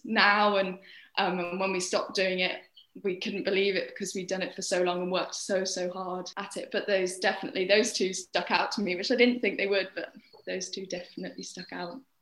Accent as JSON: {"language": "English", "town": "Cirencester", "region": "South West England", "country": "United Kingdom", "tie": "born or raised there", "also_born_or_lived": "London", "said": "I was born in London and stayed there until I was seven years old, and then we as a family, because my dad found a job here in Cirencester, we moved to Cirencester when I was seven"}